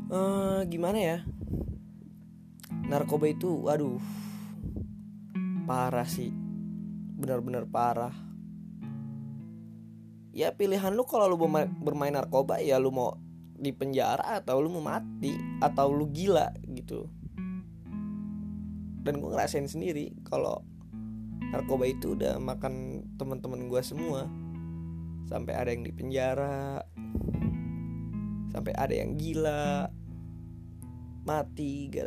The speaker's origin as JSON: {"language": "Indonesian", "town": "Tangerang", "region": "Banten", "country": "Indonesia", "tie": "born there", "said": "umur gua 19 tahun sih. Gua lahir di Tangerang 11 Maret 2001."}